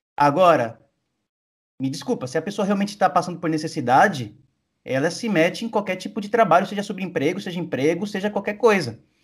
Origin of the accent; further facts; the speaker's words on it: Brazil; now in Argentina; como eu brasileiro